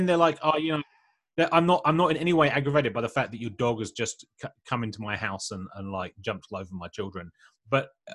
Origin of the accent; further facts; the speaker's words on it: England, United Kingdom; moved away as an adult; now in Australia; I grew up in like villages and small towns in England